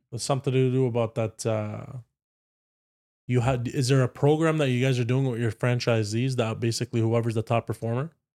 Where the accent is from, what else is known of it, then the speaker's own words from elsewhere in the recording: Ottawa, Ontario, Canada; I grew up with a Paki family here